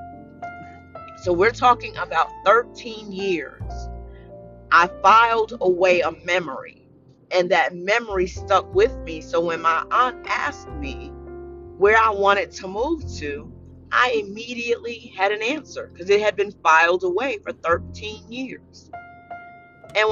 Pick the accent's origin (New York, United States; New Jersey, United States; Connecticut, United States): New Jersey, United States; Paterson; moved away; I was born and raised in Paterson, New Jersey. I'm a Jersey girl to the heart